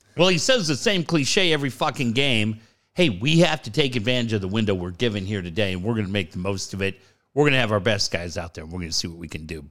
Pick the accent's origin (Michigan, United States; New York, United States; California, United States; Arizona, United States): California, United States; Southern; growing up in Southern California